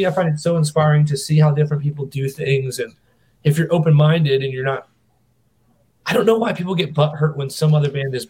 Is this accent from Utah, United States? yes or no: no; North Carolina, United States; I was born in North Carolina